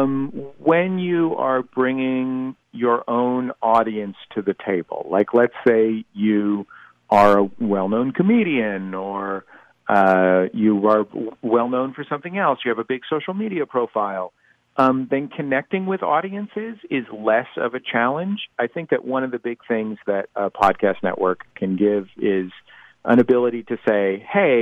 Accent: San Francisco, California, United States; I'm a native, born and raised in the Mission District

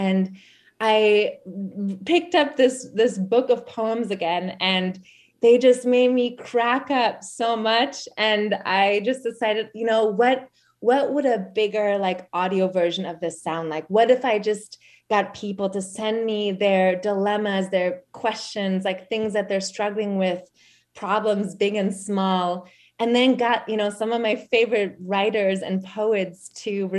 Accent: Germany; moved away; also born or lived in San Francisco / Oakland / Berkeley / Albany; So I'm originally from East Germany. So I was born like a year before the wall fell down

